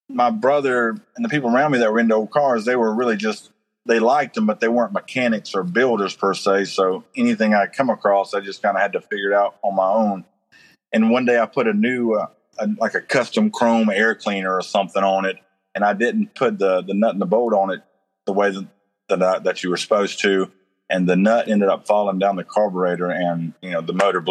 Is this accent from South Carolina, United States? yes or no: yes; Myrtle Beach, South Carolina, United States; I grew up in Myrtle Beach, where in a little campground right on the beach.